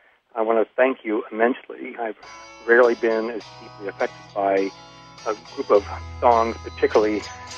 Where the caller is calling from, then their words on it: Chapel Hill, North Carolina, United States; I'm from Chapel Hill, North Carolina.